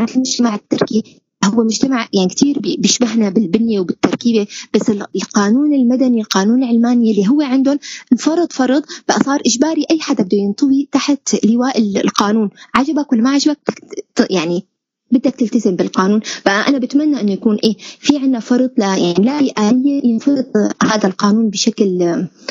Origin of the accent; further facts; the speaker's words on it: Syria; نحن كسوريين